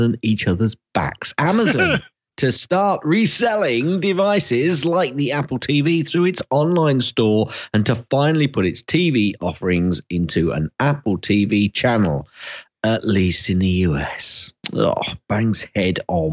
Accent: London, United Kingdom; I come from North London

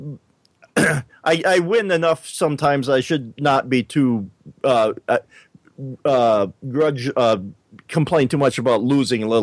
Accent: South Dakota, United States; maybe I shouldn't be so hard on my home state here, but I always thought of South Dakota

